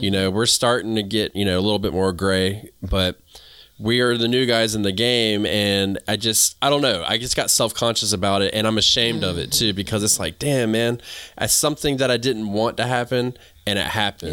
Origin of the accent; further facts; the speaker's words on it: the South, United States; accent: southern; also born or lived in New England; I sound like I'm from the South